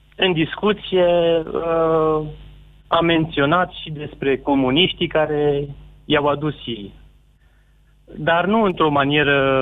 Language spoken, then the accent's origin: Romanian; Sibiu, Sibiu County, Romania; sunt din Sibiu, uh, fiind din Sibiu